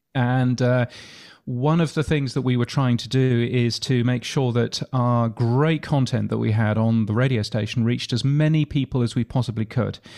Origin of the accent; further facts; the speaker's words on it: United Kingdom; accent: British; now in Australia; I, I am a Brit. So as you can tell from my aloof British accent